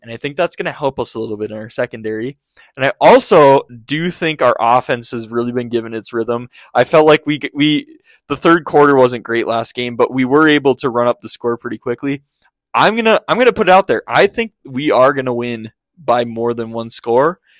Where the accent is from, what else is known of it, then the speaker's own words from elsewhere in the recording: Minnesota, United States; I'm from Minnesota